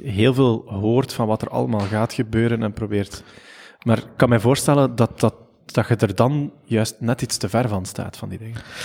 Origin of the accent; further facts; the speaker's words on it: Ghent, Flanders, Belgium; Gentenaar zijn we